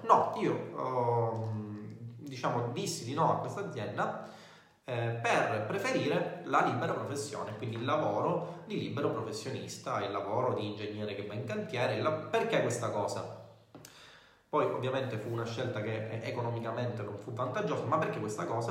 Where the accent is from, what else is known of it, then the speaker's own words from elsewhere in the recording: Messina, Sicily, Italy; io sono di Messina, siamo entrambi siciliani